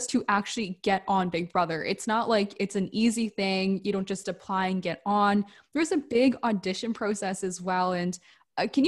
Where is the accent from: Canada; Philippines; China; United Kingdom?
Canada; we're from Canada